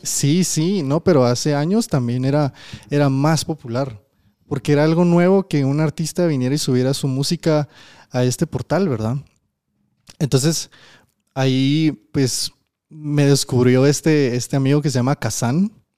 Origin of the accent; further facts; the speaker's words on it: Guatemala; yo también soy de Guate